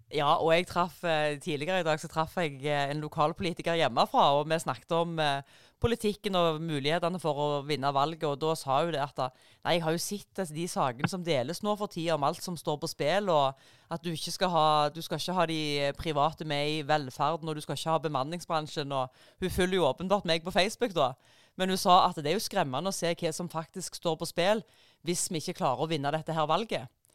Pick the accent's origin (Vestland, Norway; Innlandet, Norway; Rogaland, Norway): Rogaland, Norway; jeg kommer jo fra, fra Rogaland